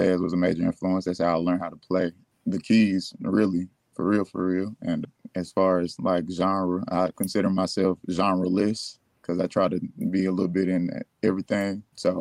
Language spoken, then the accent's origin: English; Florence, Alabama, United States; also born or lived in Nashville, Tennessee; I'm from Florence. I'm from Florence, Alabama.